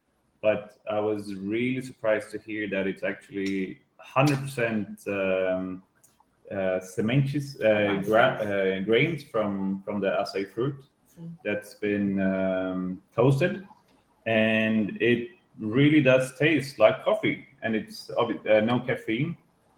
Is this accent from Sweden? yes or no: yes; Sweden; moved away as an adult; now in Búzios, Brazil; I'm from Sweden